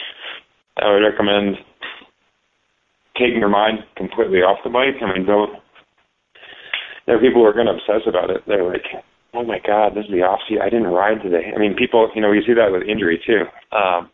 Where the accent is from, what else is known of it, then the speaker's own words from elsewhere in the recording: New England, United States; I'm from New England